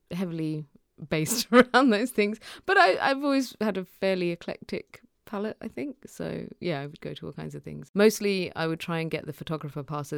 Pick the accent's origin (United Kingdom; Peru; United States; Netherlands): United Kingdom; So we ended up growing up in the UK.